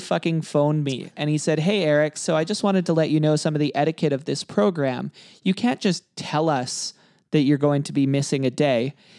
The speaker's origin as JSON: {"language": "English", "town": "Kelowna", "region": "British Columbia", "country": "Canada", "tie": "born or raised there", "said": "I grew up in Kelowna"}